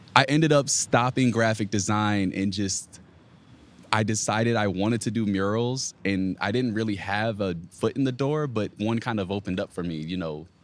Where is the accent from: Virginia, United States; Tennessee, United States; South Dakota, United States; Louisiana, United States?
Virginia, United States; I'm from Virginia, so I'm from the area.